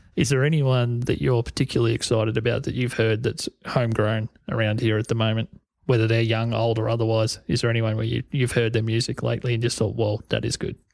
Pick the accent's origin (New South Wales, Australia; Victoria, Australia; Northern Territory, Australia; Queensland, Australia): Victoria, Australia; Corryong; This is in my hometown of Coryong